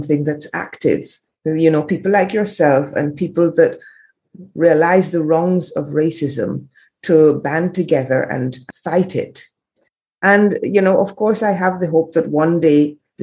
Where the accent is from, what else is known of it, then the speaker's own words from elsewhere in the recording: Barbados; moved away as an adult; also born or lived in England / France; I'm in Barbados now. I spent a lot of time in the Caribbean as a child. I grew up here. I was born in England.